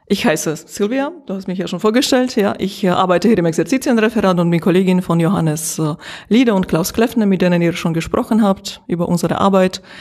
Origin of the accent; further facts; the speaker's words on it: Slovakia; now in Germany; Ich bin in der Slowakei geboren und dort aufgewachsen und äh, äh seit knapp 20 Jahren in Deutschland.